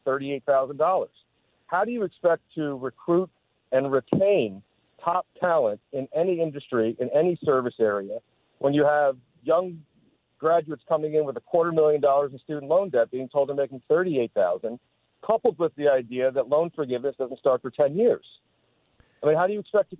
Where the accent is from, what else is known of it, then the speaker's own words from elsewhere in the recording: New Jersey, United States; now in Miami, United States; I was born and raised in New Jersey